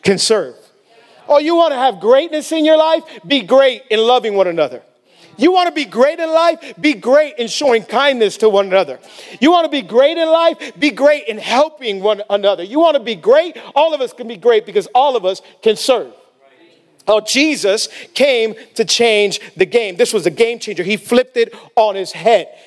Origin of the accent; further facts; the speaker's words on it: Miami, Florida, United States; A lot of us, we grew up in Miami